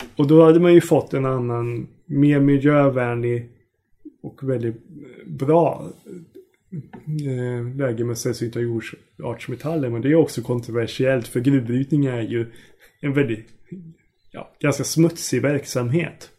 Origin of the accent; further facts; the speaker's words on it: Sweden; oss tror jag som svenskar